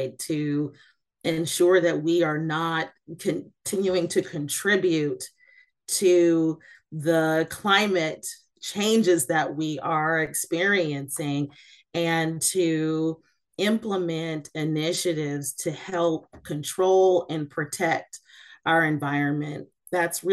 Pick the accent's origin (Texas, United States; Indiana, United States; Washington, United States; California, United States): Washington, United States; Seattle; also born or lived in East Coast; I am from Seattle, Washington